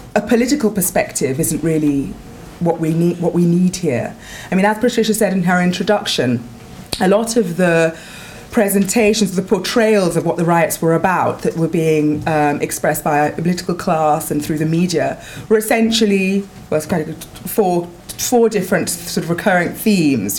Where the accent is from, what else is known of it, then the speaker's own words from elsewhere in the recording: London, United Kingdom; moved away as an adult; now in Paris, France; I am from Wood Green in North London. I grew up there, my family still live there